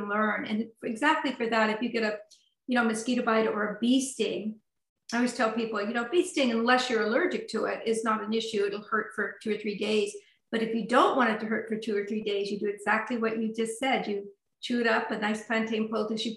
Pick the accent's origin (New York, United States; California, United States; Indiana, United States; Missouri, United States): California, United States; Sonoma County; now in Burlington, United States; I grew up in Sonoma County